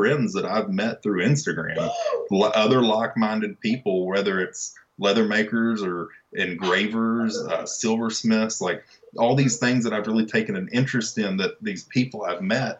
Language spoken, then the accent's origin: English; Wichita Falls, Texas, United States; I'm from Wichita Falls